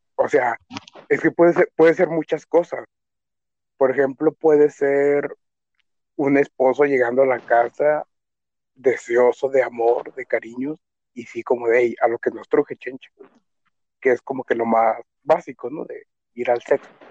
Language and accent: Spanish; Mexico; Soy un cocinero mexicano.